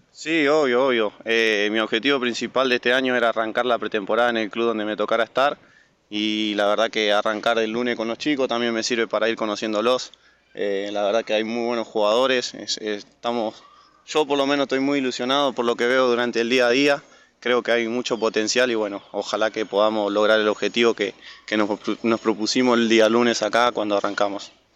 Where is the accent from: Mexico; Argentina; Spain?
Argentina; Chaco; moved away; Y yo soy del Chaco